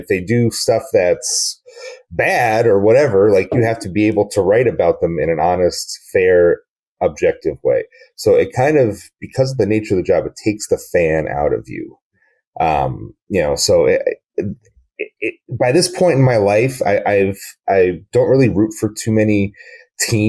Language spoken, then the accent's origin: English; Scranton, Pennsylvania, United States; moved away; also born or lived in Minneapolis; I grew up in Scranton, Pennsylvania